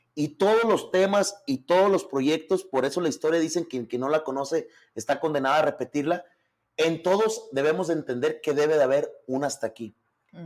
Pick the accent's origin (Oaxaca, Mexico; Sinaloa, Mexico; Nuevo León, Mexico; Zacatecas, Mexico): Zacatecas, Mexico; Tlaltenango; yo nací en el IMSS de Quebradilla. Este, obviamente mi mamá es de Tlaltenango, pero mi mamá es maestra. Entonces, obviamente, toda mi vida la hice en Tlaltenango.